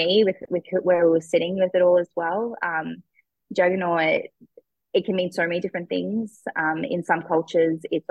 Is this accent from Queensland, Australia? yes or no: yes; Cairns, Queensland, Australia; also born or lived in Brisbane; I ended up moving back home. I moved out of home. I moved from Cairns to Brisbane